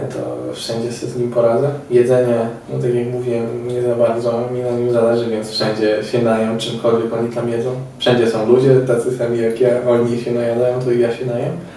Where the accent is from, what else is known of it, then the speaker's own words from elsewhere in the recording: Poland; ja z Polski